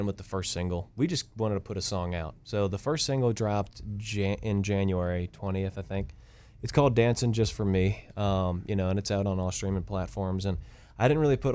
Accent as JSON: {"language": "English", "area": "near New Orleans", "region": "South Louisiana", "country": "United States", "tie": "born or raised there", "moved": "as an adult", "lives_now": "Nashville, United States", "said": "I was born and raised in Louisiana, and then I came for college up here."}